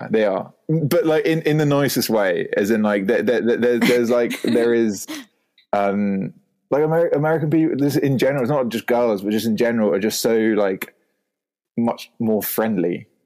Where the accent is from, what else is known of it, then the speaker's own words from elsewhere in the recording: United Kingdom; accent: posh English; within the UK, my accent does get taken the piss out of quite a lot um, because of if I'm in, yeah, it's it's just a very classically, I don't know, well educated, like posh accent, as it were.